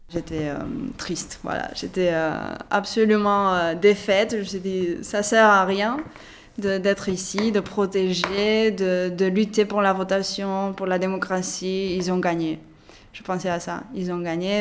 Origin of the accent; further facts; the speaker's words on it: Barcelona, Catalonia, Spain; je suis de Barcelone, née à Barcelone, ma mère est française et maintenant je travaille dans la ville de Sal, à Girona.